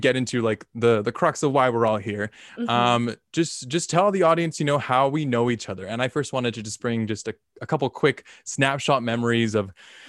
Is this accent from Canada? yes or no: no; Philippines; we're both Filipino, so I just thought it made sense.